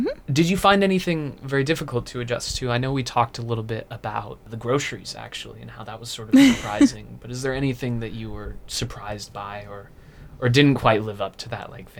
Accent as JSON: {"language": "English", "region": "Washington", "country": "United States", "moved": "as an adult", "lives_now": "United Kingdom", "said": "So I'm from Washington, not too far from Montana."}